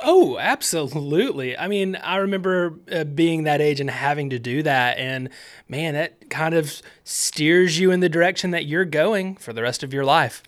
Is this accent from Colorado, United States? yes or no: no; Alabama, United States; I grew up in Alabama